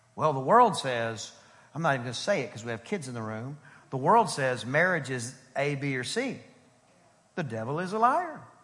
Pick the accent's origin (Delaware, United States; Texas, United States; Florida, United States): Texas, United States; East; I'm from East Texas. Almost Louisiana, but glory to the Lamb of God, I'm not